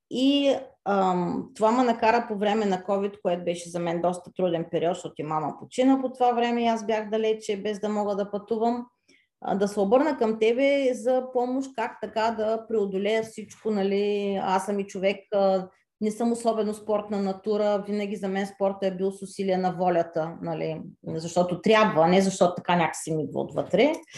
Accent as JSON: {"language": "Bulgarian", "town": "Varna", "region": "Varna Province", "country": "Bulgaria", "tie": "born or raised there", "moved": "as an adult", "lives_now": "France", "said": "от Варна съм, от гръцката махала"}